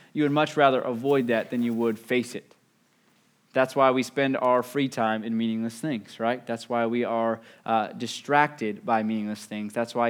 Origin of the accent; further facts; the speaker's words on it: West Virginia, United States; I'm from West Virginia, but moved down.